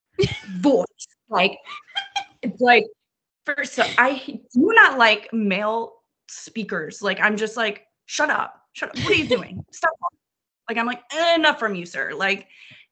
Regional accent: New Orleans, Louisiana, United States; I'm from New Orleans, that's not a southern accent

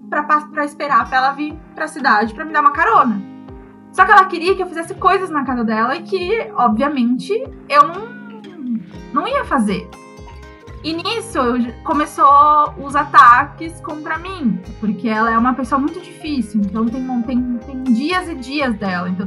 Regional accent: Sorocaba, São Paulo, Brazil; born there; also born or lived in Saquarema; eu nasci em Sorocaba. E aí eu fiquei, morei um tempo lá e minha mãe acabou se casando com um carioca e aí nós fomos morar no, em Saquarema, no Rio de Janeiro.

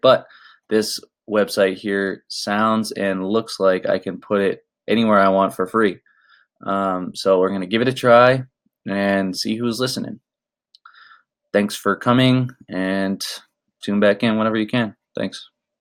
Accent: Orlando, Florida, United States; now in Los Angeles, United States; I was born in Orlando, Florida

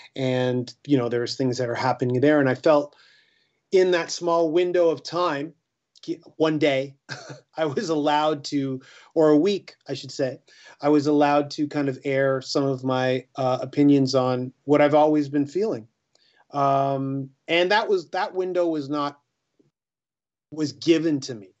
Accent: Canada; we're a Canadian band.

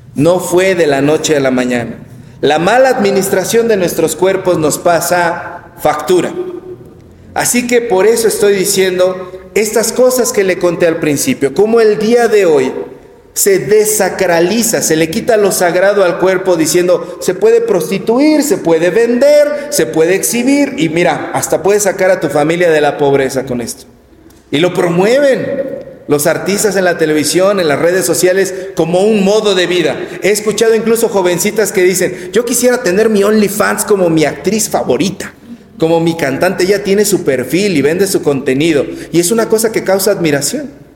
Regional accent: Mexico; nosotros como mexicanos vivimos rodeados del culto a la Virgen de Guadalupe

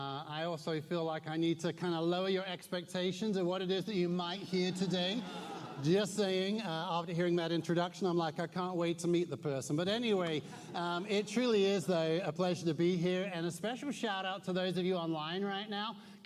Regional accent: Newmarket, East of England, United Kingdom; also born or lived in Suffolk; I'm from Newmarket, Suffolk, yet I know many of you are stunned by such a statement. You're already questioning the validity of such a statement because my accent doesn't sound like I'm from Suffolk. But I lived for 21 years in Suffolk.

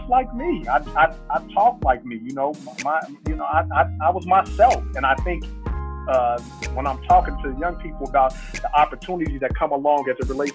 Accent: Chicago, Illinois, United States; I'm a kid from Inglewood, south side of Chicago.

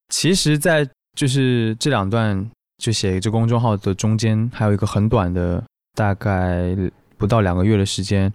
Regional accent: Taiwan; accent: Taiwanese; 我是台湾人

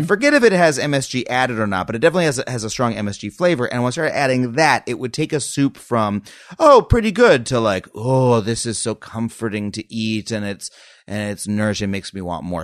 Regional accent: Long Island, New York, United States; moved away as an adult; I grew up on Long Island

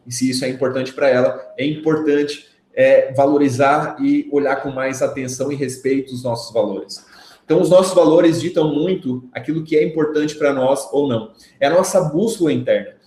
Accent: Brazil; de Maruí, minha cidade natal.

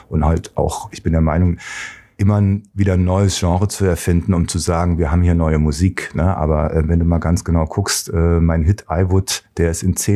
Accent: East Germany, Germany; moved away; ich meine, wir waren Ossis. Ich hatte eine Ossi-Jeans, ein Ossi-T-Shirt. Ich habe einen Dialekt gehabt, den keiner da unten kannte. Und äh, Baden-Baden äh, ist jetzt auch nicht die ärmste Stadt.

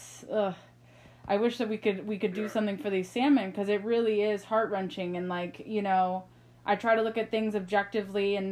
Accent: United States; I'm American

